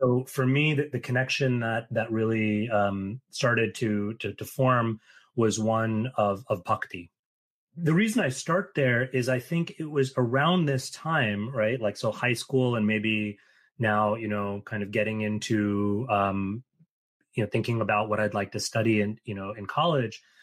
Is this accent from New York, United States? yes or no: yes; New York City, New York, United States; I grew up in New York City